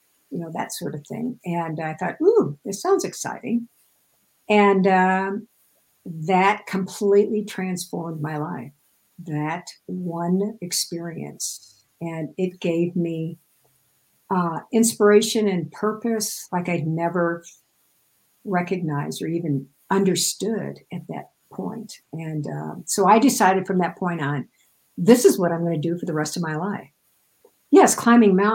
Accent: Midwest, United States; And I grew up in the Midwest, so everything is flat as a pancake there.

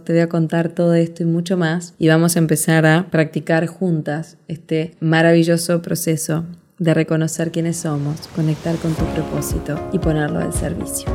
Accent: Montevideo, Uruguay; moved away as an adult; now in Punta del Este, Uruguay; me llevó de Montevideo, Uruguay, donde nací, a Punta del Este, donde vivo hasta el día de hoy

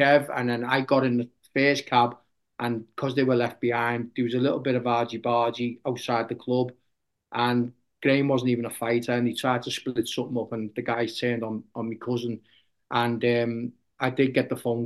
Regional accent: Liverpool, North West England, United Kingdom; just a normal lad growing up in Liverpool.

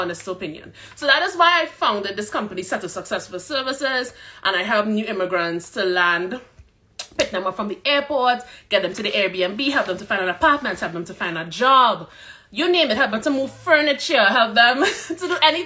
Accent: Trinidad & Tobago; moved away as an adult; also born or lived in Calgary, Alberta, Canada; now in Edmonton, Canada; I am from Trinidad and Tobago.

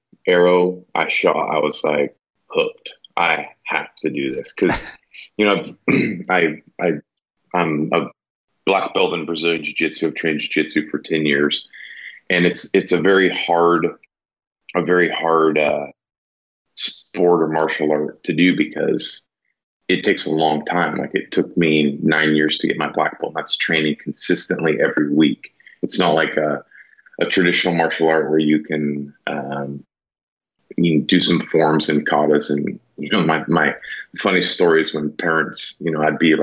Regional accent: Willamina, Oregon, United States; I grew up out in Willamina

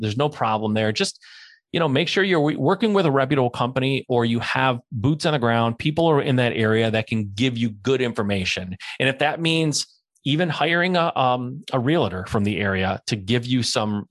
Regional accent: Cleveland, Ohio, United States; moved away as an adult; now in San Diego, United States; but I'm from Cleveland, Ohio. I know Cleveland like the back of my hand. I lived there for 20 years.

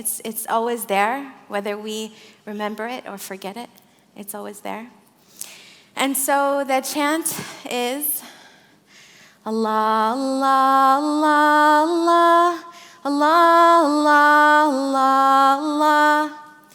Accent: Flint, Michigan, United States; moved away as an adult; also born or lived in Saudi Arabia / Syria / Morocco / Redwood Forest, California; now in Santa Fe, United States; I grew up in Flint, Michigan. I was born in Saudi Arabia. I'm Syrian American. I live in Santa Fe, New Mexico.

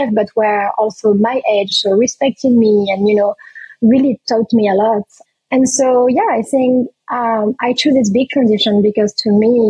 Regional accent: France; also born or lived in Réunion; back home in France

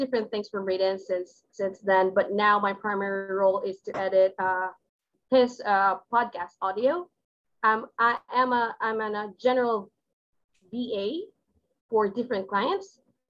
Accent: Philippines; I'm from the Philippines

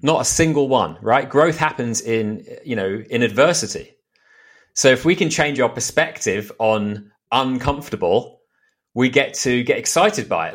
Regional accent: United Kingdom; moved away as an adult; now in Austin, United States; I'm British. I've been in the States for two years now.

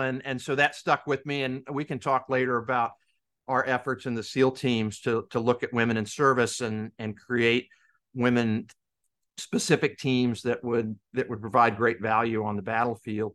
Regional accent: Kansas, United States; moved away as an adult; I grew up in Kansas. My dad was in, in the Navy, and he retired in nineteen seventy-five. We moved back to Kansas

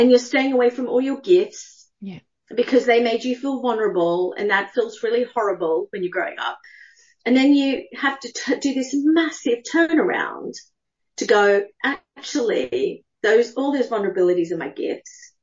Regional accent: Australia; moved away as an adult; also born or lived in United Kingdom; I'm Australian. I left when I was 18.

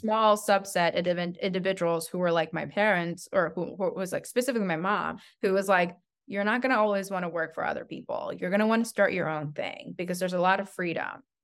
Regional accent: Albuquerque, New Mexico, United States; also born or lived in Henan, China; I grew up in Albuquerque, New Mexico. I consider myself a New Mexican

